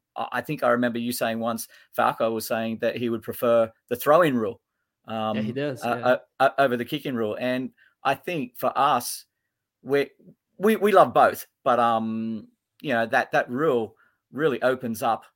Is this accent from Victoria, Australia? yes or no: no; Sydney, New South Wales, Australia; now in Port Macquarie, Australia; I was born in Bondi, so in Sydney. So I'm a Bondi boy, born and bred down in Sydney. Raised probably in the western suburbs out towards the Hills District and stuff like that.